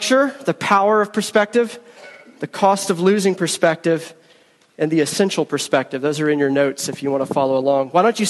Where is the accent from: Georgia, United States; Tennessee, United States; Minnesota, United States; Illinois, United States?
Georgia, United States; moved away as an adult; also born or lived in Philadelphia; I am a Southerner. I am a Georgian. First 25 years of my life, I lived in Georgia. I was raised in Georgia